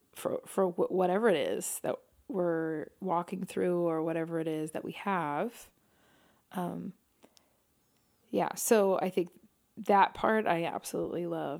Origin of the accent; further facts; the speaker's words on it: New York City, New York, United States; growing up in New York City